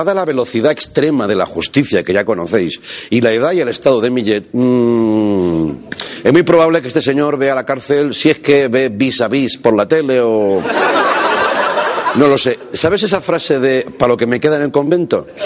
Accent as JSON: {"language": "Spanish", "region": "Catalonia", "country": "Spain", "said": "Yo estoy por la igualdad, pero también soy catalán, ¿no? Esto no se pierde."}